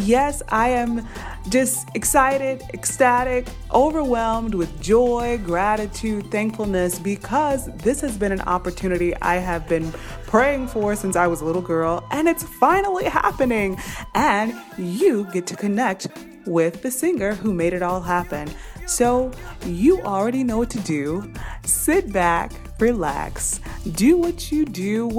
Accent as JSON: {"language": "English", "region": "Louisiana", "country": "United States", "moved": "yes", "lives_now": "United Arab Emirates", "said": "I'm a southern girl myself from Louisiana"}